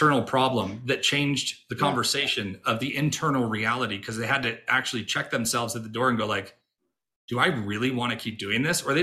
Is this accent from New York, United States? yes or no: yes; Rochester, New York, United States; I grew up in Rochester, New York